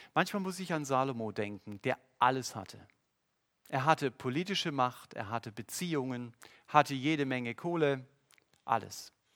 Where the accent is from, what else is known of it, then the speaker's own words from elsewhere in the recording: Germany; Als Deutsche